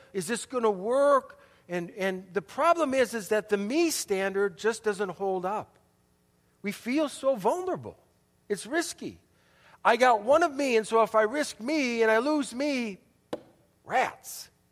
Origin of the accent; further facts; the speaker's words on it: Milwaukee, Wisconsin, United States; also born or lived in Chicago, Illinois; third grade, we moved from Chicago to Milwaukee